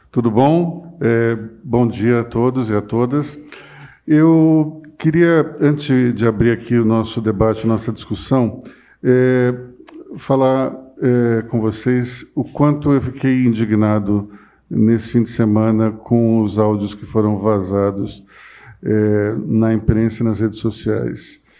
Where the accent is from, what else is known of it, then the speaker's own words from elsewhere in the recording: Pernambuco, Brazil; born there; Eu nasci em Pernambuco. Eu não tenho nenhum sotaque mas as pessoas vêm falar comigo mal de nordestino, direto.